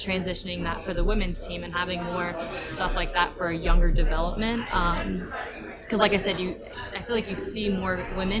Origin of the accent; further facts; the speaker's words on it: Louisiana, United States; I grew up in Louisiana